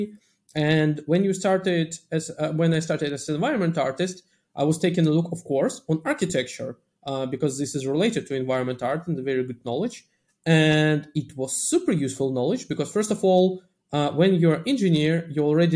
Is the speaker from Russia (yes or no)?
yes; Russia; moved away; Initially, I'm coming from Russia